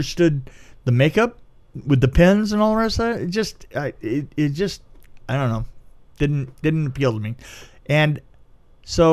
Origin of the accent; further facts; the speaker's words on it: San Bernardino, California, United States; I was raised in San Bernardino